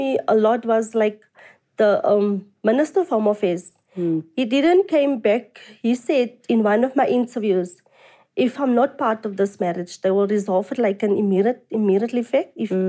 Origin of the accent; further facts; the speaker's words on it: South Africa; I'm a South African citizen.